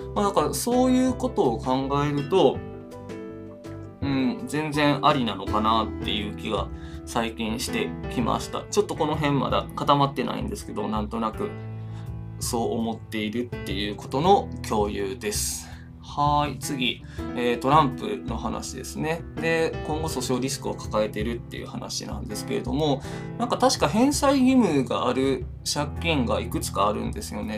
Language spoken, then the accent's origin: Japanese; Wakayama, Japan; moved away; 和歌山県民としても和歌山県民じゃないんですけど今は、まあ、あの出身者としては